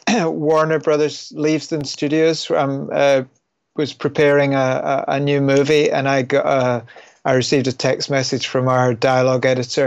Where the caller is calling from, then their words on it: London, United Kingdom; I'm calling from London, England.